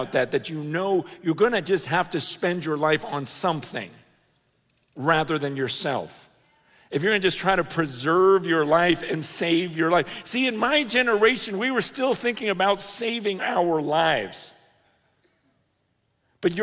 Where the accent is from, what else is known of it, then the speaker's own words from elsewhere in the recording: United States; growing up in America